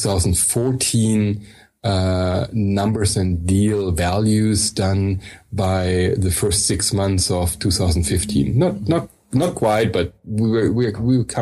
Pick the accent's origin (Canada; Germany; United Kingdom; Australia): Germany; also born or lived in New York City; I am German, currently live in Germany.